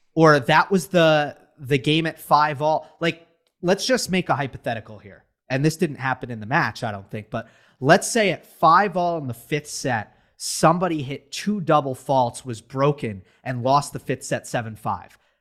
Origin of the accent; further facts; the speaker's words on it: United States; we're American